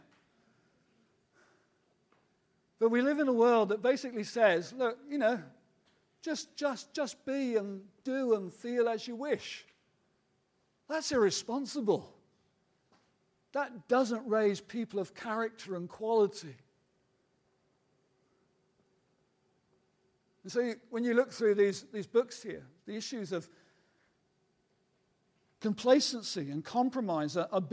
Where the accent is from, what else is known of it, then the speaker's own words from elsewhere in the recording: United Kingdom; those of us who are British, we kind of grow up in that kind of world of cynicism